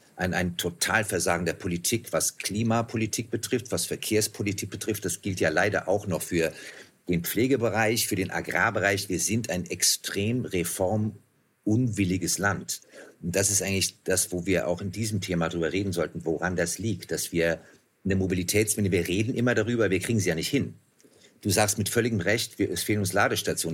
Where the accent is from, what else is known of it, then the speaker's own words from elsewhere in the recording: Germany; als Deutscher